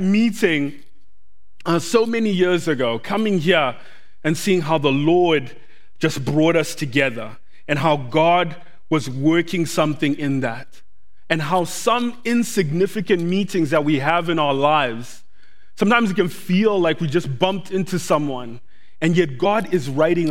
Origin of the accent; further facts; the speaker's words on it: Zimbabwe; English is a second language; now in Doylestown, United States; When I was growing up in Zimbabwe, when I was about five years old